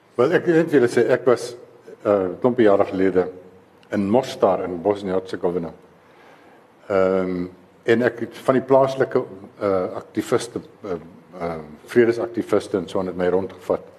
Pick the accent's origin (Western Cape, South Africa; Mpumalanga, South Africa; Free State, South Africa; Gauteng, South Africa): Free State, South Africa; ek is 'n vrystater